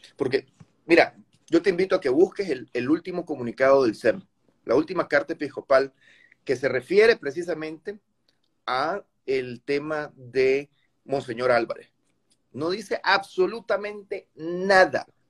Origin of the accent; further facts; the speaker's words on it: Nicaragua; te estoy hablando como nicaragüense